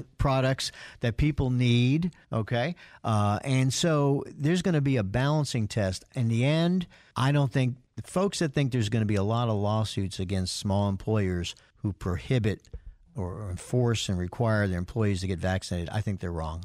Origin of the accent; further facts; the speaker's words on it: New York, United States; moved away; I'm from New York. I'm a Yankee fan